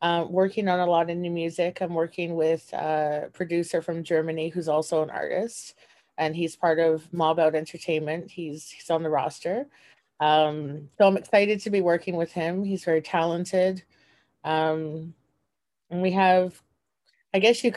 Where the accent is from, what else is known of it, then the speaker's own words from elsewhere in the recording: Toronto, Ontario, Canada; I'm from Toronto, Canada